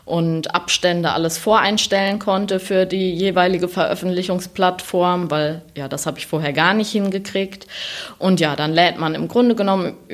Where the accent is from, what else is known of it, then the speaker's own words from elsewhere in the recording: North Rhine-Westphalia, Germany; also ich bin aufgewachsen in der Nähe von Siegen, so zwischen Siegerland und Westerwald, und wollte eigentlich damals einen Siegen-Roman schreiben.